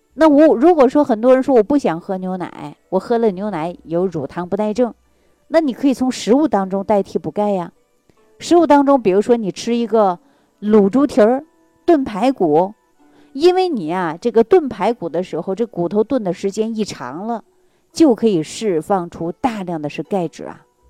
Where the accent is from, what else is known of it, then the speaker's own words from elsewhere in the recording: Jilin, China; moved away; 我的老家是吉林的。我们那个地方它不产橘子，也不产柚子，有很多水果呀，它都没有